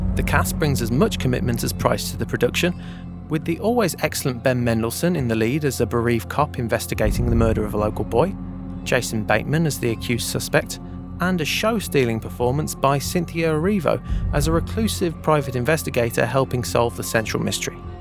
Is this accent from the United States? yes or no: no; West Midlands, United Kingdom; growing up in the West Midlands of the U K